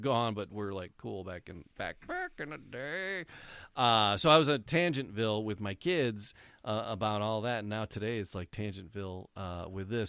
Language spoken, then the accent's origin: English; Detroit, Michigan, United States; I grew up in the city. I was born, raised in the city